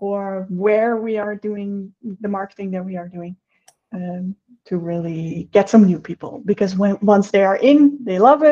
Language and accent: English; Netherlands; now in Brazil; I am currently living in Brazil, and I am from the Netherlands.